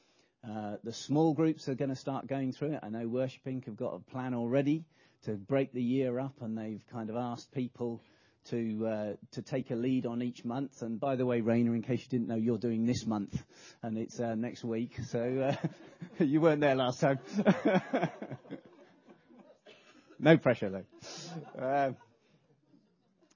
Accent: England, United Kingdom; we're English

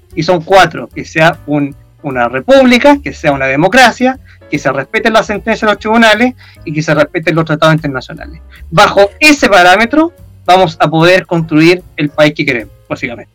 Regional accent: Chile; nosotros como nación chilena

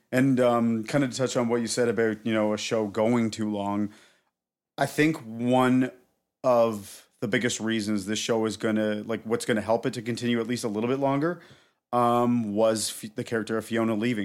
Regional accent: Canada; I'm her Canadian boyfriend

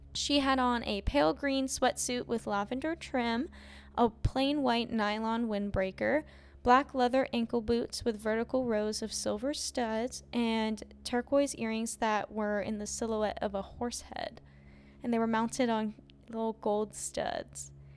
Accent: Ohio, United States; my Ohio people who know Geauga Lake

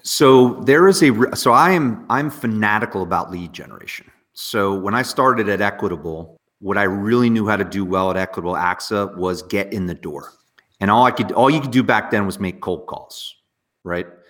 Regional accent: near Morristown, Northwest New Jersey, United States; I grew up in just a small little town in Northwest near like Morristown

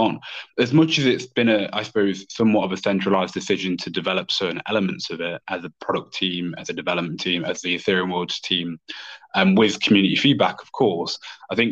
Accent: United Kingdom; as two British people

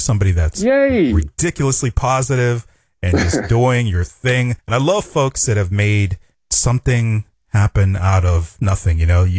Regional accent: Pittsburgh, Pennsylvania, United States; I'm from Pittsburgh.

